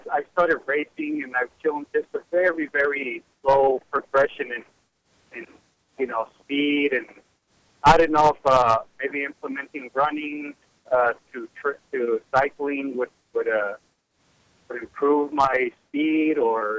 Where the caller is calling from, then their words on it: New Mexico, United States; Well, how are you doing, Linda? I'm over from New Mexico.